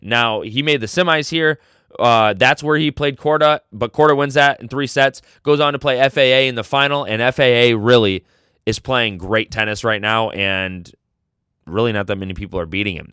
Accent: United States; I'm an American

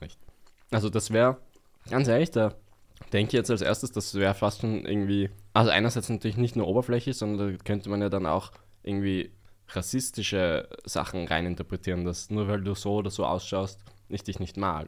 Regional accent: Vienna, Austria; ich bin im Westen Wiens eigentlich aufgewachsen.

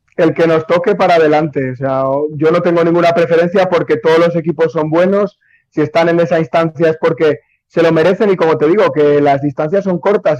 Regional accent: Spain; moved away as an adult; now in Nicaragua; soy español, me siento muy feliz en Nicaragua

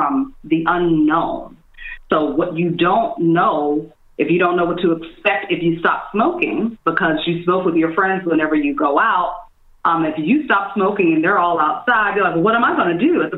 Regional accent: Washington, District of Columbia, United States; also born or lived in New York City; now in Los Angeles, United States; traveling back and forth from LA to my hometown, DC

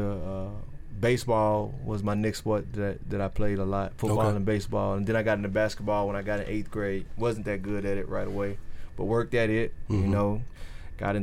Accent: Collins, Mississippi, United States; also born or lived in Brandon, Mississippi; I'm from a small town, Collins, Mississippi.

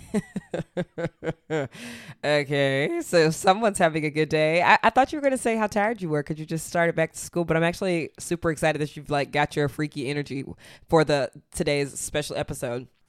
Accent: Athens, Georgia, United States; I grew up in Athens, Georgia

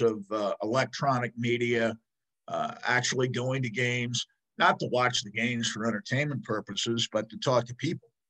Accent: New York, United States; now in Denver, United States; I grew up in New York rooting for the Mets

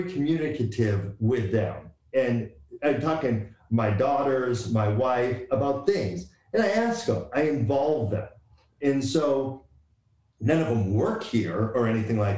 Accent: Boston, Massachusetts, United States; But growing up, I grew up in Boston.

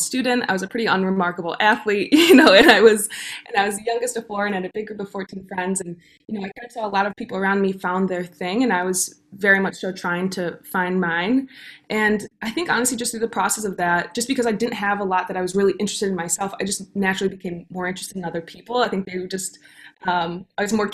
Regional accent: Detroit, Michigan, United States; moved away as an adult; also born or lived in New York; we were born and raised in Metro Detroit

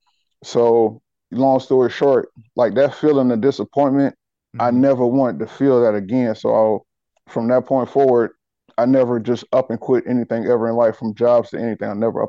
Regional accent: South Carolina, United States; Well, life in South Carolina, man. I mean, it's for the most part, it's pretty laid back, man. I mean, I was really raised in the backwoods or whatever like that.

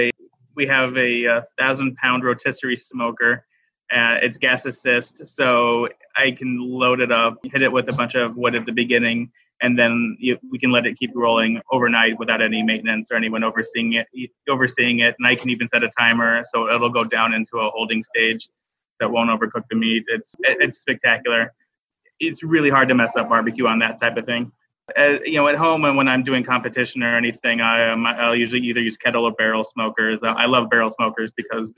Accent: Arkansas, United States; I grew up in Arkansas

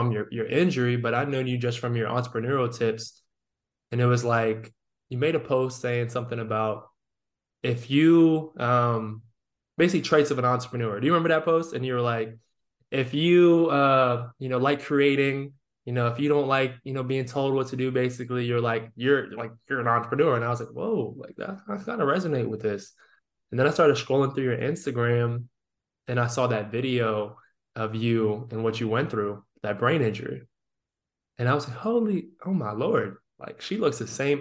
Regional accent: Northern Virginia, United States; moved away as an adult; also born or lived in Rhode Island; I'm from Northern Virginia

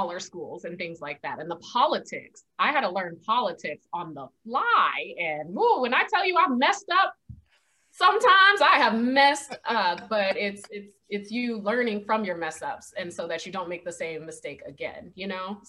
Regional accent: Las Vegas, Nevada, United States; moved away as an adult; also born or lived in Atlanta; I'm from Las Vegas, Nevada

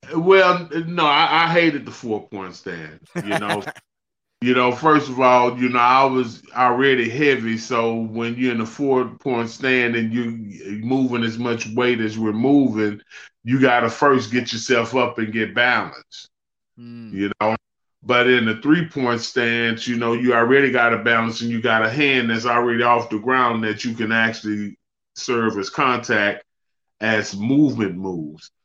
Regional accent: Beaumont, Texas, United States; my hometown of Beaumont

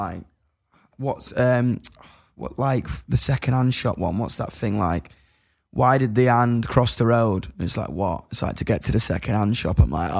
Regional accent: United Kingdom; I know I'm British

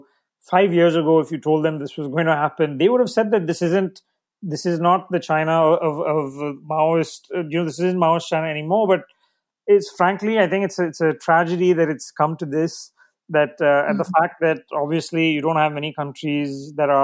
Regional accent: India; as an Indian

